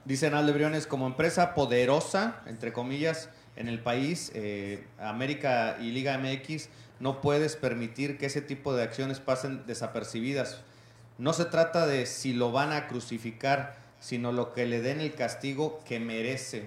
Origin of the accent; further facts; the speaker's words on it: Mexico; Todos tenemos que llevar una responsabilidad civil como ciudadanos, como mexicanos